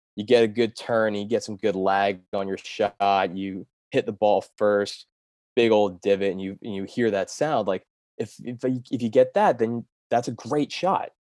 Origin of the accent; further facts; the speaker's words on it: Delaware, United States; moved away as an adult; also born or lived in Pennsylvania / outside Manhattan, New York; I'm from Delaware originally